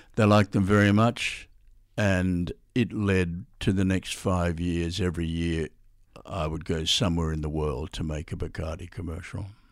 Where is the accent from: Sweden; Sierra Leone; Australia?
Australia; I'm Australian.